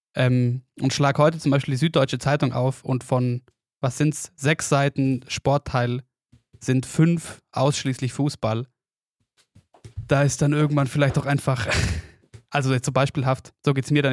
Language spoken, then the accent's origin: German; Oberstdorf, Bavaria, Germany; bei uns daheim in Oberstdorf